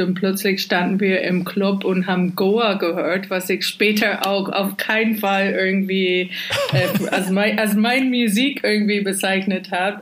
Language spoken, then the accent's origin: German; Scotland, United Kingdom; German is a second language; moved away as an adult; also born or lived in Glasgow; now in Berlin, Germany; Und als Schotte bezeichne ich mich eigentlich ehrlich gesagt auch immer noch